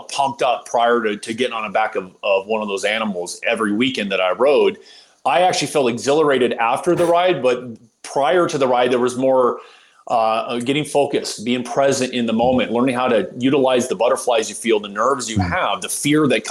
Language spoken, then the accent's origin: English; Southern California, United States; a family growing up in Southern California of athletes